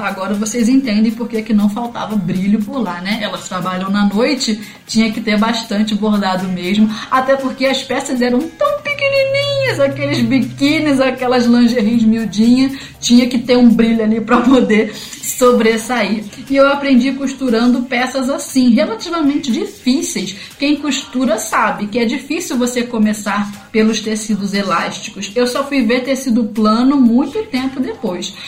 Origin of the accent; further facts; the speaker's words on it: Rio de Janeiro, Brazil; moved away as an adult; now in Santiago, Brazil; Eu sou carioca do Rio de Janeiro e moradora de Realengo